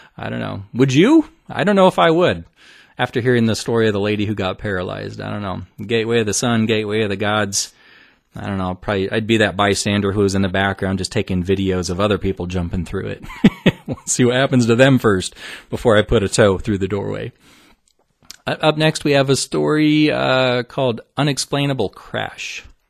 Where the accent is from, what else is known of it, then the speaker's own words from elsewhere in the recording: Omaha, Nebraska, United States; Omaha, Nebraska, my hometown